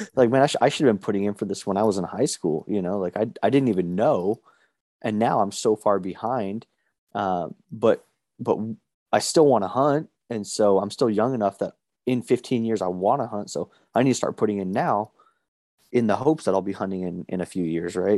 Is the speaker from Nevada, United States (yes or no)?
yes; Las Vegas, Nevada, United States; moved away as an adult; also born or lived in Reno, Nevada; now in Boise, United States; I live in Boise, Idaho now, but I was born and raised in Las Vegas